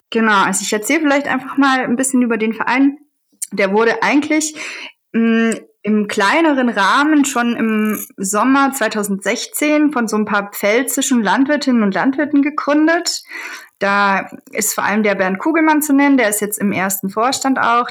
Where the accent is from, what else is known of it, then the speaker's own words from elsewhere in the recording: Southern Germany, Germany; moved away as an adult; also born or lived in Eberswalde; Ich bin eigentlich in Süddeutschland aufgewachsen